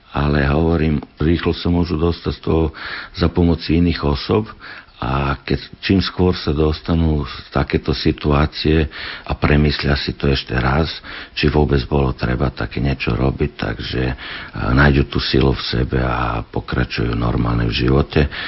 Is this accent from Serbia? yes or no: yes; Vršac, Vojvodina, Serbia; Slovak is a second language; moved away as an adult; also born or lived in England / Switzerland; now in Slovakia; Vršacom, odkiaľ som ja, to je vo Vojvodine, blízko rumúnskych hraníc